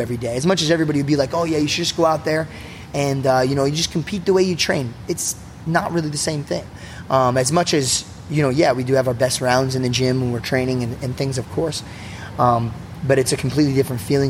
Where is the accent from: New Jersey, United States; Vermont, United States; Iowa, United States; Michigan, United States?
New Jersey, United States; growing up in New Jersey